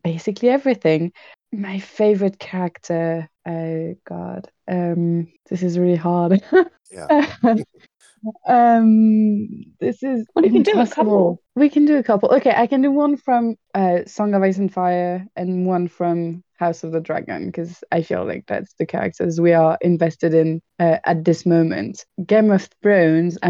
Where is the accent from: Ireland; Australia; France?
France; I'm from France